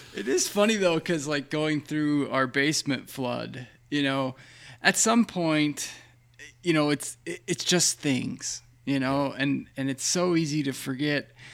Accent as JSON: {"language": "English", "region": "Pennsylvania", "country": "United States", "tie": "born or raised there", "said": "I grew up in Pennsylvania on fifty acres of land"}